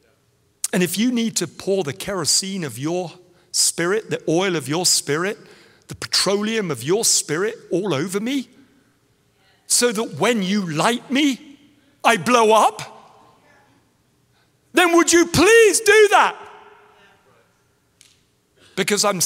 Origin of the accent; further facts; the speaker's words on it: England, United Kingdom; I was no longer English